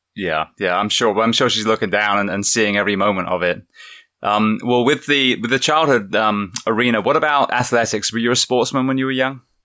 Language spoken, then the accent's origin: English; England, United Kingdom; I'm from England